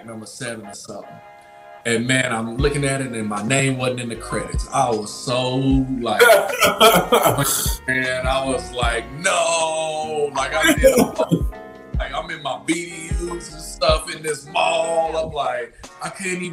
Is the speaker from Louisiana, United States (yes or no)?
yes; Lake Charles, Louisiana, United States; moved away as an adult; also born or lived in San Angelo, Texas / San Antonio, Texas; when I grew up in Lake Charles